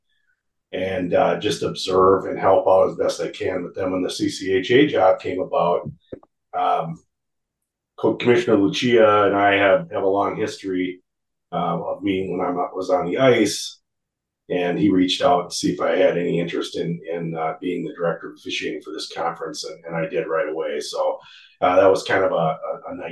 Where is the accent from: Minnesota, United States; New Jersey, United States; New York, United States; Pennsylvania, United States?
Minnesota, United States; Woodbury; also born or lived in Bemidji, Minnesota; I'm from Woodbury, just suburb outside of St. Paul